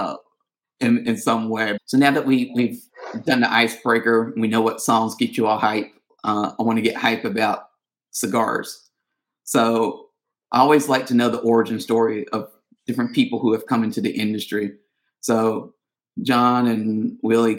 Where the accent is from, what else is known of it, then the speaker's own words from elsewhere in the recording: North Carolina, United States; I'm from North Carolina